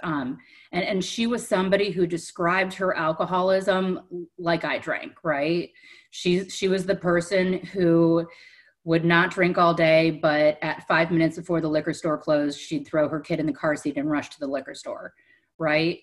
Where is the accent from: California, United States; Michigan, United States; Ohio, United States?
Ohio, United States; Cleveland; moved away; also born or lived in Delray Beach, Florida; I'm from Cleveland, Ohio. I grew up in a dysfunctional home